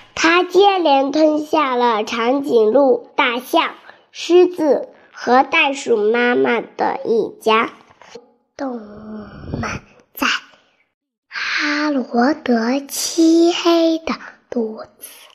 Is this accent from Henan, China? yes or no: yes; Zhengzhou, Henan, China; 我来自河南郑州，快五岁了